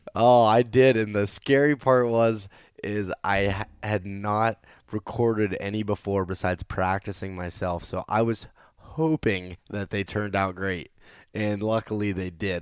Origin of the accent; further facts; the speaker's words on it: Pennsylvania, United States; I was from Pennsylvania.